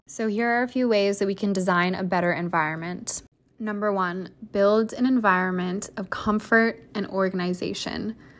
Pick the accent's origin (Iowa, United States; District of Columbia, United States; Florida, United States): Iowa, United States; moved away as an adult; now in New York City, United States; grew up in a fairly small town in Iowa